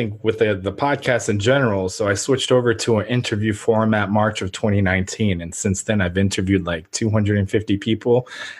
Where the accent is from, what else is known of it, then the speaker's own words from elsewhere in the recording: Ukraine; moved away; And then I remember like what my grandfather told me, that obviously I'm an immigrant from Ukraine. We came over.